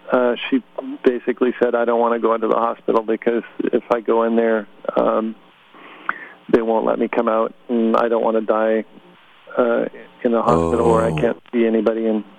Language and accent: English; Utah, United States; born there; also born or lived in West Vancouver, Canada; And in high school, I went to high school in West Vancouver, Canada. I was born in Utah, and my dad developed Park City, Utah, as a ski area.